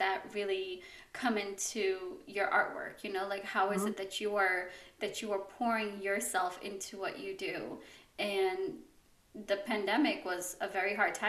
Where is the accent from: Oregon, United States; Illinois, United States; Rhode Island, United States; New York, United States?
New York, United States; New York City; I grew up in the Bronx.